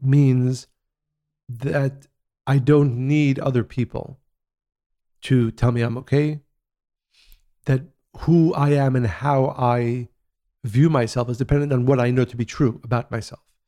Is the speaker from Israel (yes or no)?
yes; Israel; growing up in Israel, in the seventies and eighties